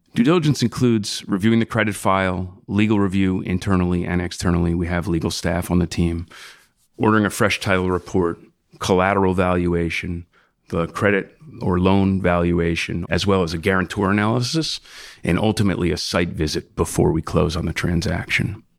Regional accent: South Shore of Long Island, New York, United States; I grew up on the South Shore of Long Island with a family of musicians

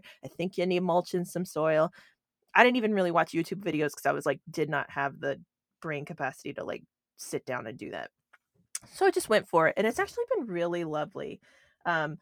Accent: Southeast, United States; moved away as an adult; now in Pacific Northwest, United States; I'm not from the Pacific Northwest. I am from the Southeast, which is a very different place. Not Florida

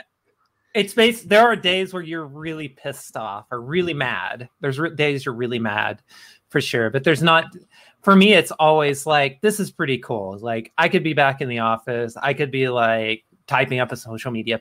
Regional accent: northern Oklahoma, United States; moved away as an adult; now in New Mexico, United States; my hometown

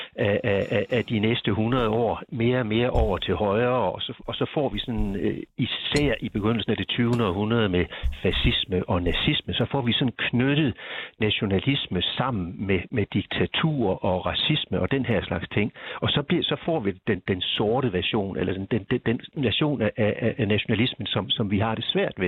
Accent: Denmark; jeg kan jo ikke løbe fra, at jeg er dansker

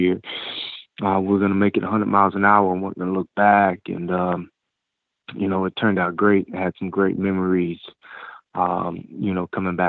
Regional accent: Tallahassee, Florida, United States; Well, I'm from Tallahassee, of course, and my father was my high school football coach at FAMU High, where he was also dean of students

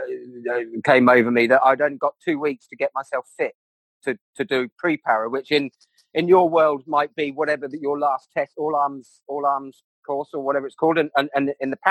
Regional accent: Reading, South East England, United Kingdom; I grew up in Reading

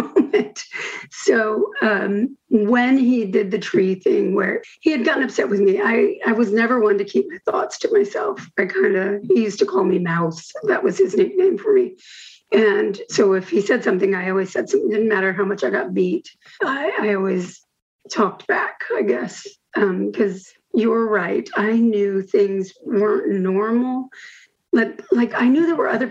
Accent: Houston, Texas, United States; also born or lived in Bettendorf, Iowa / Davenport, Iowa / California / Kansas; when I was about 7 or 8, we moved from Davenport. Well, Bettendorf, we were in Bettendorf, and we moved to Houston

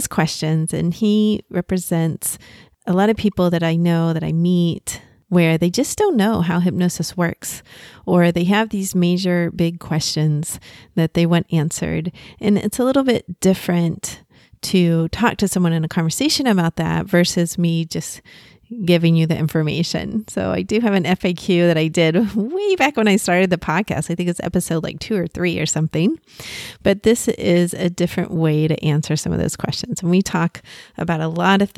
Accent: Texas, United States; accent: Texas; I was raised in Texas

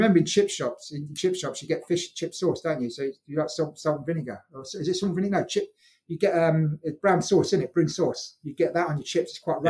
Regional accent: Scotland, United Kingdom; But I'm Scottish. I consider myself to be a Scotsman without an accent. I'm Scottish.

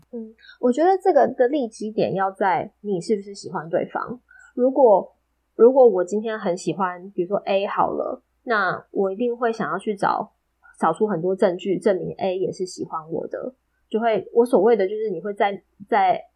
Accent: Taiwan; 我们台湾人

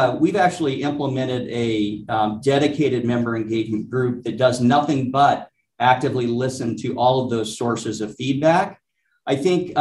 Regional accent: Alaska, United States; moved away; I grew up in Alaska

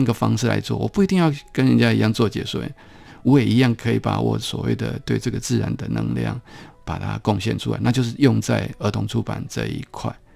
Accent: Taipei, Taiwan; 我是成长在台北市比较边缘的一个地方，叫，那时候叫做景美嗯。的一个小地方啦

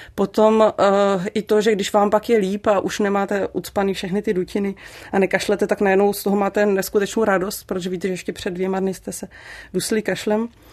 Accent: Liberec Region, Czechia; also born or lived in Prague; ačkoliv jsem se narodila v Praze, tak tady ten kraj jsem vždycky považovala za svůj domov

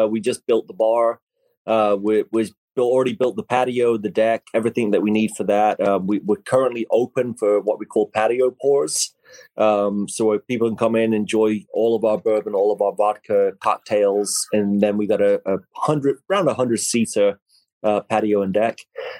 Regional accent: England, United Kingdom; now in United States; He grew up in Troy, Alabama. I grew up in England, thousands of miles away, but we're basically the same person.

